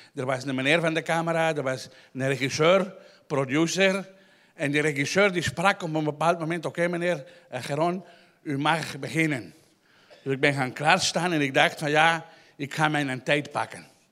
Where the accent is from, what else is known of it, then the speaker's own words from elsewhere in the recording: Antwerp, Flanders, Belgium; ik ben half Chileen uit Antwerpen